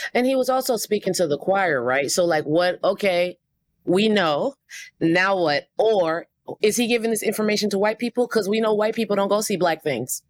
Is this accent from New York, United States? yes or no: yes; New York City, New York, United States; I'm a producer from Brooklyn, New York.